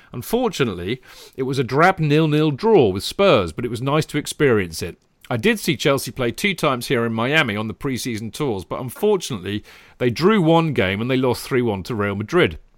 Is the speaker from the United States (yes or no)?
no; Dublin, Leinster, Ireland; but I moved to Dublin, Ireland after a month. Needless to say, I didn't have much say in the matter. Growing up in Ireland, we didn't have a professional football league, so all of us followed English clubs.